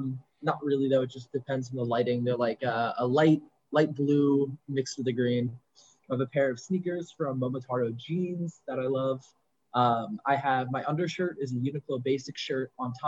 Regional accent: United States; also born or lived in New Haven, Connecticut; I'm from Boston, basically, or New Haven, which is Connecticut.

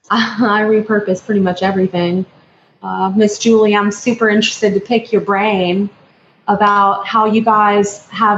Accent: Atlanta, Georgia, United States; now in Fort Lauderdale, United States; I'm from South Florida, Fort Lauderdale, but I'm originally from Atlanta.

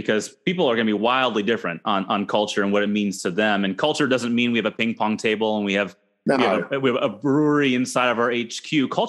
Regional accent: Minneapolis, Minnesota, United States; I grew up in Minneapolis

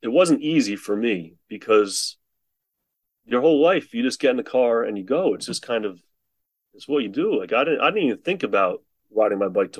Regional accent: New Jersey, United States; I'm from New Jersey.

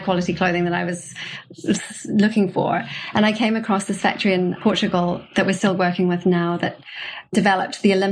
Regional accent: New Zealand; moved away as an adult; also born or lived in New York, United States; now in London, United Kingdom; I'm from New Zealand originally

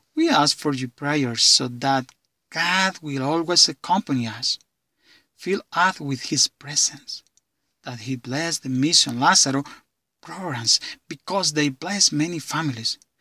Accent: San Marcos, Honduras; from San Marcos, Honduras

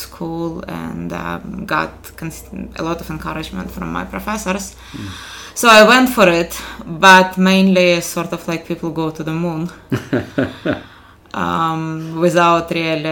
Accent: Ukraine; moved away as an adult; also born or lived in Kharkiv, Ukraine / Columbia, Missouri, United States; now in Minneapolis, United States; originally I'm from Ukraine, so my undergraduate education in particular is in Kharkiv, Ukraine

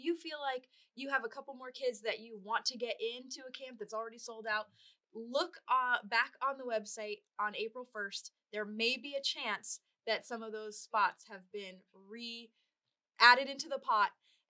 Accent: Pennsylvania, United States; born or raised there

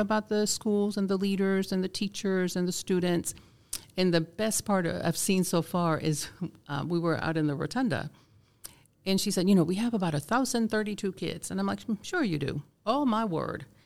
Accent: Vieques, Puerto Rico; first language Spanish; English is a second language; also born or lived in Georgia, United States; now in Cherokee County, Georgia, United States; I was born and raised in a small island off the coast of Puerto Rico called Vieques

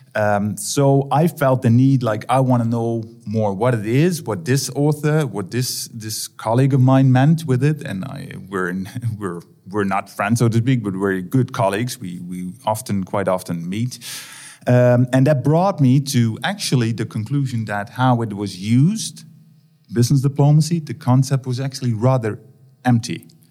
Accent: Netherlands; I'm from the Netherlands

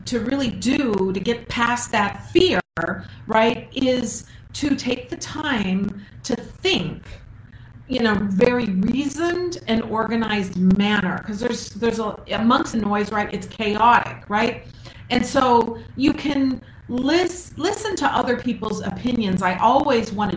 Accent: Minnesota, United States; I'm from Minnesota

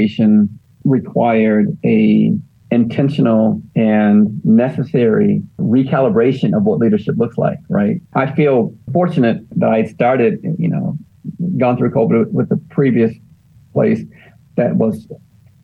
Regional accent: Detroit, Michigan, United States; moved away; also born or lived in Daytona Beach; I am from Detroit

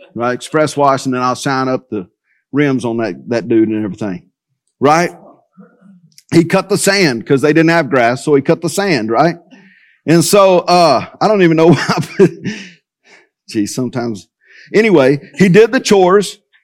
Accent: United States; we're American

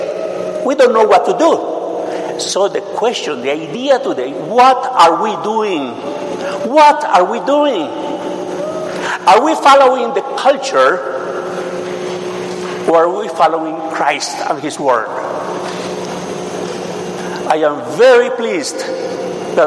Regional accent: Mexico; English is a second language; I am a Mexican. Perhaps you have not noticed yet, but I am a Mexican. My accent

